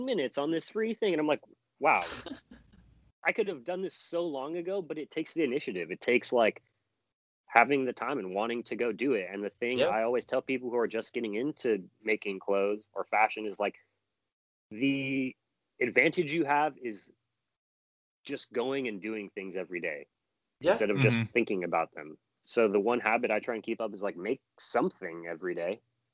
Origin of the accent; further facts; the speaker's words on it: Long Beach, California, United States; also born or lived in Oakland, California; I grew up in Long Beach